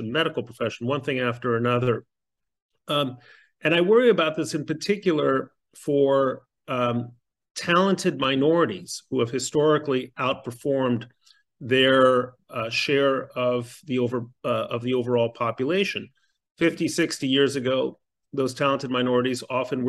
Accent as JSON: {"language": "English", "region": "Mexico City", "country": "Mexico", "tie": "born or raised there", "moved": "yes", "said": "I grew up in Mexico City"}